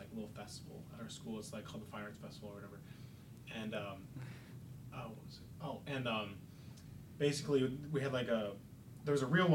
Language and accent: English; Dundee, Illinois, United States; I grew up in Dundee, which is like down the road